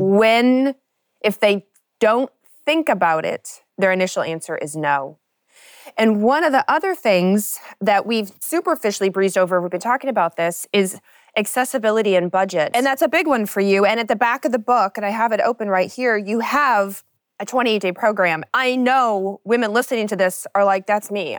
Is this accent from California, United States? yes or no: no; Kentucky, United States; I grew up in Kentucky